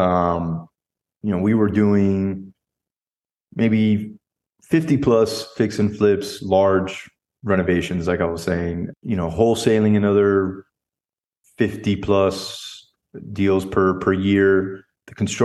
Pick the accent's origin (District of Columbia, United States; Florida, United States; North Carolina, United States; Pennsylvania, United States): Florida, United States; South; moved away as an adult; now in Dallas, United States; I'm originally from South Florida, born mm-hmm. and raised there